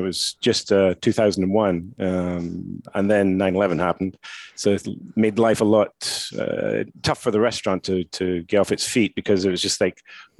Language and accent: English; Scottish Highlands, Scotland, United Kingdom; moved away as an adult; also born or lived in Jordan / New York, United States; now in Las Vegas, United States; originally I'm from Scotland, up in the Highlands. Worked in the hotel business over there for a few years. Then moved to Jordan